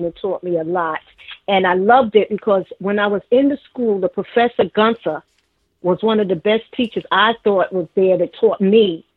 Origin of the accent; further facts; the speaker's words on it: New York City, New York, United States; also born or lived in Virginia; now in Manning, United States; I grew up in Harlem, and I left Harlem